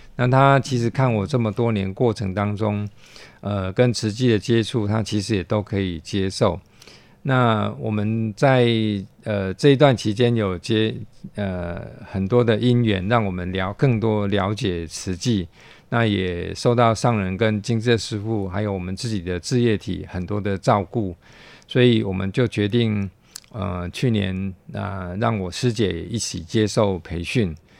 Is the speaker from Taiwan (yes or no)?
yes; Taiwan; also born or lived in United States; 台湾还是毕竟是我的家乡